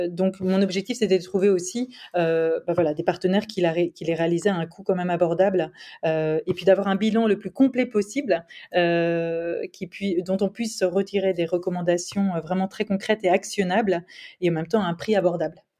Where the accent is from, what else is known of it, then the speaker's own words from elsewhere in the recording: France; moved away; j'ai vécu longtemps à l'étranger, donc euh, vraiment j'ai mesuré cette chance-là quand on est français